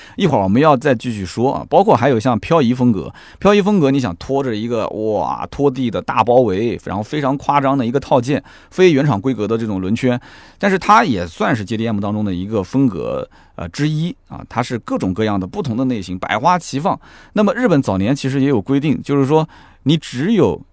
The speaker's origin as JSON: {"language": "Chinese", "country": "China", "said": "当然这个可能也是我们中国人。自己取的"}